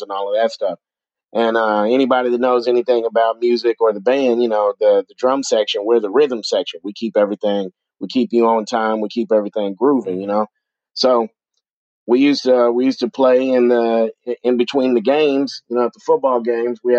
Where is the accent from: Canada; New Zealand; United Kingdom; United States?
United States; Austin, Texas; also born or lived in Houston, Texas; I'm out of Austin, Texas. Pretty much raised up here. I was born in Houston, lived all over Texas, but Austin is pretty much my hometown